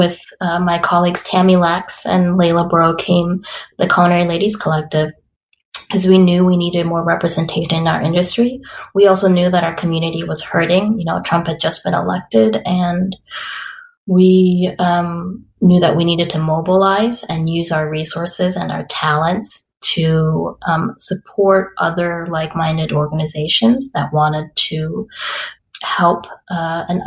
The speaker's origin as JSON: {"language": "English", "town": "Madison", "region": "Wisconsin", "country": "United States", "tie": "born or raised there", "also_born_or_lived": "St. Paul, Minnesota / Costa Rica", "said": "I am born and raised in Madison"}